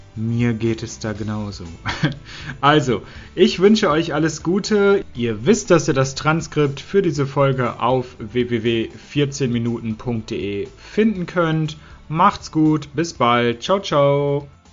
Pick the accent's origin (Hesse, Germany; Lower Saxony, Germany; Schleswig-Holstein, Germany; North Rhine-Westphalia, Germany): Lower Saxony, Germany; Hanover; Ich komme aus Hannover, aus Norddeutschland